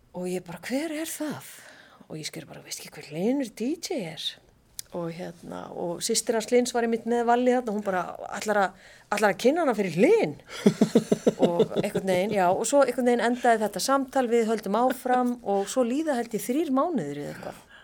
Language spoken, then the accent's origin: Icelandic; Reykjavík, Capital Region, Iceland; Ég var bara upp í Árbæ þegar ég var úlingur